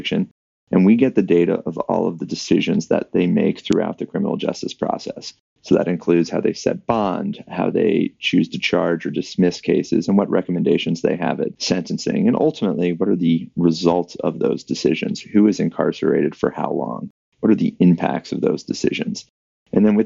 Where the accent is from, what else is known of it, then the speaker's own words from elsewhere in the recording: Atlanta, Georgia, United States; I grew up in Atlanta, Georgia